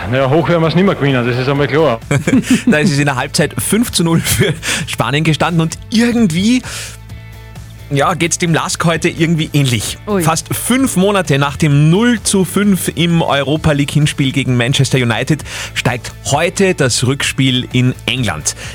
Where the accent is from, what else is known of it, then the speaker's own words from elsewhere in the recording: Upper Austria, Austria; Bisher war es ja bei uns in Oberösterreich immer so